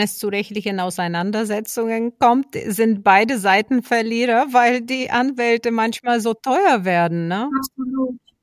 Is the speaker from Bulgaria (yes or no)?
yes; Bulgaria; now in Germany; mein Heimatland, Bulgarien, wo ich herkomme